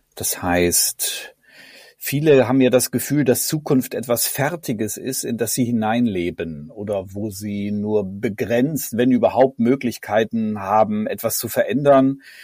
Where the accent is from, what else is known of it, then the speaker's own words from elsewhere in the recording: near Bielefeld, North Rhine-Westphalia, Germany; now in Cologne, Germany; aufgewachsen in Ostwestfalen in der Nähe von Bielefeld